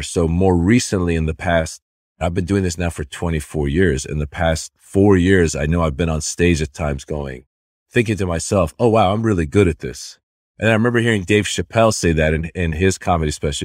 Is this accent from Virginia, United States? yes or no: no; Northern California, United States; also born or lived in Iran; As a kid, I grew up in Northern California